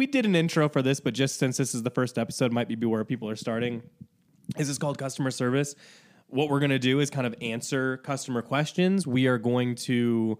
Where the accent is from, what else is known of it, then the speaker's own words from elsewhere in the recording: Northeast Indiana, United States; moved away; also born or lived in Chicago; Northeast Indiana.